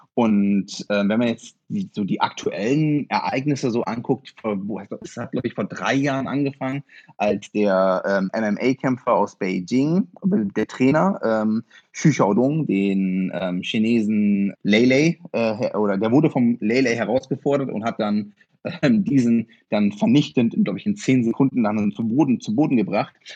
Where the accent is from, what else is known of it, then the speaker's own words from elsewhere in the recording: Osnabrück, Lower Saxony, Germany; also born or lived in Friesland; ich bin in Friesland geboren, in Osnabrück aber aufgewachsen.